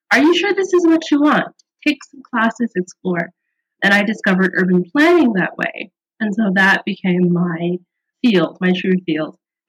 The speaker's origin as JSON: {"language": "English", "town": "St. Louis", "region": "Missouri", "country": "United States", "tie": "born or raised there", "also_born_or_lived": "Philippines / Thailand / Kenya / Vietnam", "moved": "as an adult", "lives_now": "Sri Lanka", "said": "39 years old. I live abroad, and I live in Sri Lanka currently. I grew up in St. Louis, Missouri in the 1980s."}